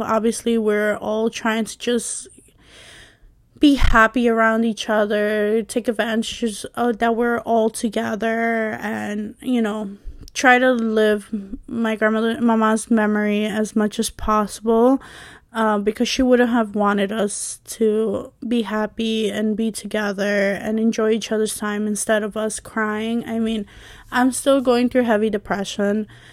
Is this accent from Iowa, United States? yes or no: no; New York, United States; I was born and raised in, um, you know, in New York